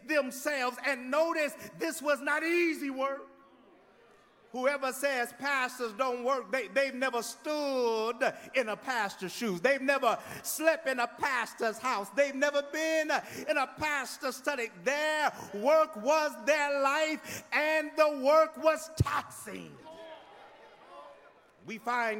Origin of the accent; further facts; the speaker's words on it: Midwest, United States; now in Houston, United States; I'm from the Midwest